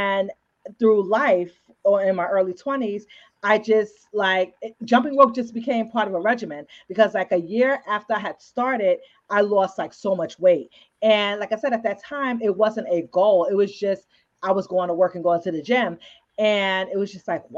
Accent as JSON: {"language": "English", "town": "New York City", "region": "New York", "country": "United States", "tie": "born or raised there", "said": "I was born and raised in the Bronx, and then I moved to Harlem sometime in my childhood"}